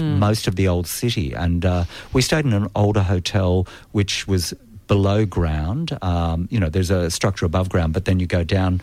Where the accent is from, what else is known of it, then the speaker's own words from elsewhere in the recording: Australia; I'm an Australian